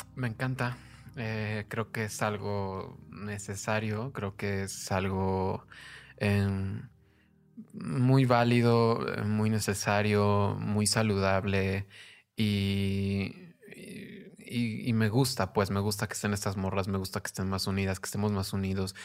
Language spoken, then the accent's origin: Spanish; Mexico; now in Mexico City, Mexico; Soy mexicana